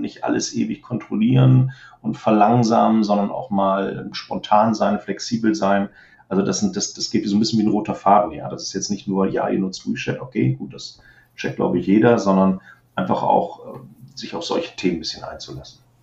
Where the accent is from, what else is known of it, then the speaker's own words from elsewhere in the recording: Germany; als ich selber als Deutscher